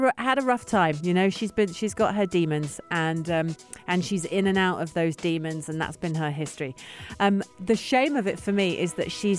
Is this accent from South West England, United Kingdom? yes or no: no; London, United Kingdom; I'm from South London. I'm not from Croydon